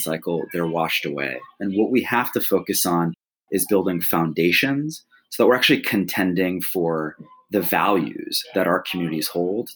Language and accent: English; Flint, Michigan, United States; I grew up in Flint, Michigan